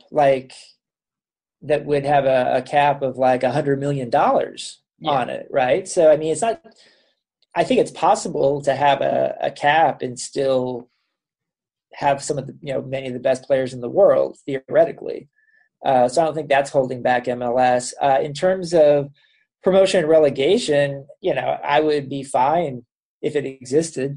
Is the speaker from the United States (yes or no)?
yes; Kansas City, Missouri, United States; moved away; I'm from Kansas City originally